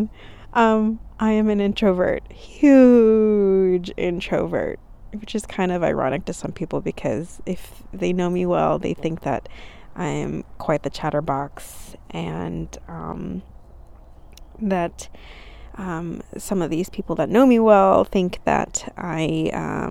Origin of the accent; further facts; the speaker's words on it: California, United States; now in Texas, United States; I grew up in California. I am currently in Texas